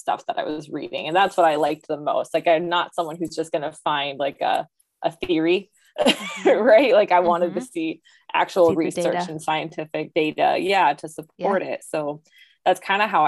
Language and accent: English; Muskegon, Michigan, United States; I got stationed in Muskegon, which is my hometown of Michigan